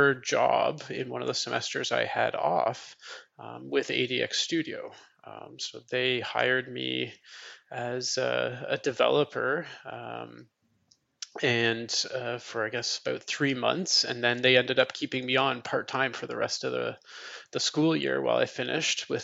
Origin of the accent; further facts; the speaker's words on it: Toronto, Ontario, Canada; moved away as an adult; now in Gatineau, Canada; I'm originally from Toronto, Ontario, Canada, but recently moved over to our Francophone side